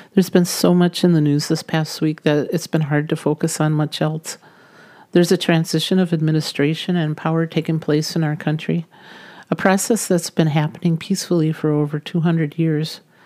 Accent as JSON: {"language": "English", "country": "United States", "said": "as American citizens"}